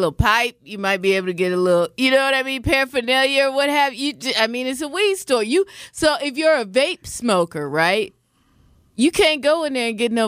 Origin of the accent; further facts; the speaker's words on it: Washington, United States; moved away; I am from Washington State